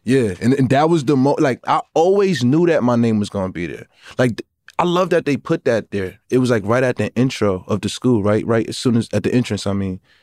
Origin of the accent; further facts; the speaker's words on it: New York City, New York, United States; I'm from Brooklyn. I'm fifteen years old.